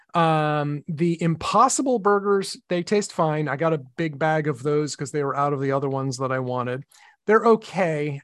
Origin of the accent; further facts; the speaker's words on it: Medford, Massachusetts, United States; Medford in my hometown